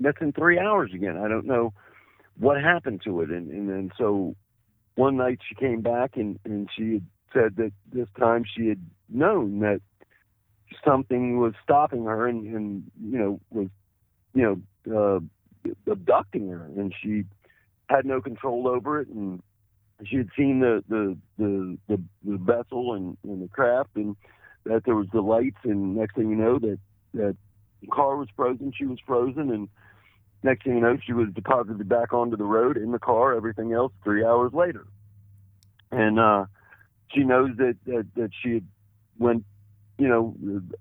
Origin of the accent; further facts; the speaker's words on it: Washington, District of Columbia, United States; also born or lived in South Florida / Arlington, Virginia; I'm originally from Washington, D.C., born in Washington, D.C., went to high school in Washington, D.C., actually in Arlington, Virginia, right across the Potomac.